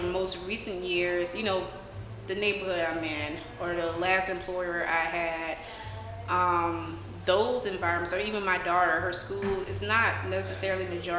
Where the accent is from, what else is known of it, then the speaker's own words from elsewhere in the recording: New Orleans, Louisiana, United States; just because I'm from the Ninth Ward doesn't mean I have to be of the Ninth Ward.